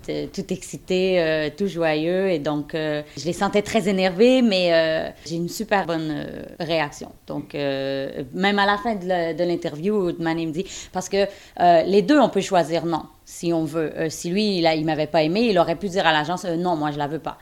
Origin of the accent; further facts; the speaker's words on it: Quebec, Canada; now in Indiana, United States; je suis canadienne de Québec, mais j'habite euh, en Indiana, aux États-Unis